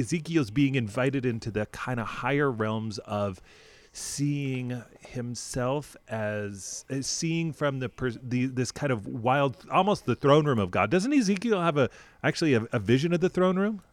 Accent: United States; as an American people

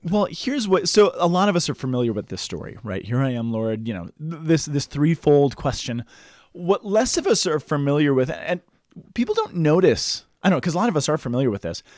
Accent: Boulder, Colorado, United States; born or raised there

